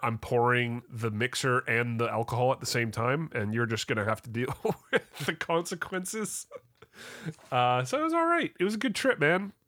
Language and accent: English; Canada; As a Canadian